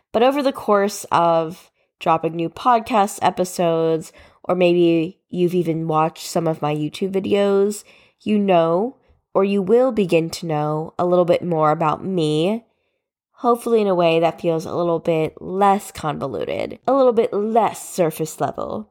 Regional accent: New Jersey, United States; I was born and raised in New Jersey

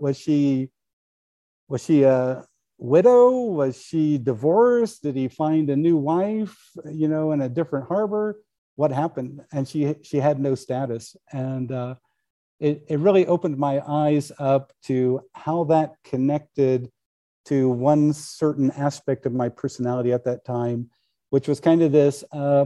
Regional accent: Kansas, United States; When I was a kid growing up in Kansas

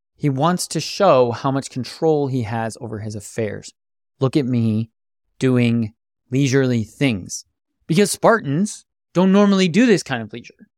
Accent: United States; As an American

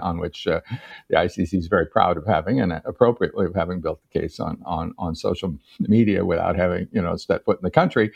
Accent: United States; I'm an American

